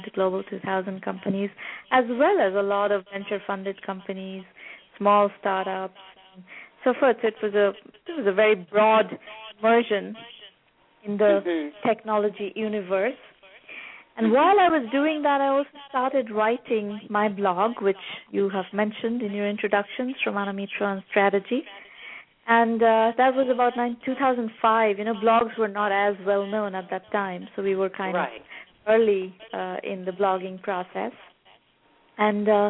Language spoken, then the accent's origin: English; Kolkata, West Bengal, India; moved away as an adult; also born or lived in Massachusetts, United States; now in United States; I grew up in Calcutta, India, in the 70s and the 80s, and in 1989 I came to the United States for college